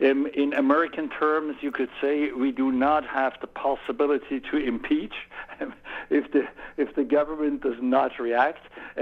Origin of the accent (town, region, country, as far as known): Switzerland; accent: Swiss; English is a second language